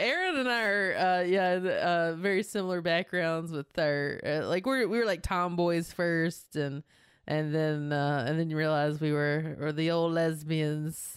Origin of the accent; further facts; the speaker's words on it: North Carolina, United States; moved away as an adult; now in Los Angeles, United States; I am from North Carolina.